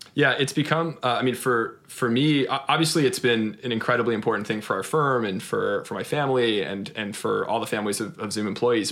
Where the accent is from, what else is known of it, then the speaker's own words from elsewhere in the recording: Austin, Texas, United States; I grew up in, in Austin, Texas